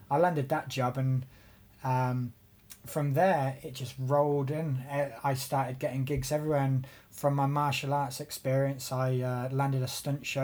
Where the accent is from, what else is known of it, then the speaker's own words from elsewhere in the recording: Coventry, West Midlands, United Kingdom; I'm from Coventry in England